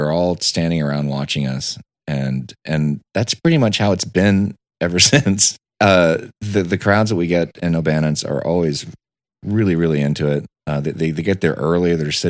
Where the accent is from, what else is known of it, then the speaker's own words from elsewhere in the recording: Houston, Texas, United States; I growing up in Houston, you hear about Texas A&M, you hear about Aggies.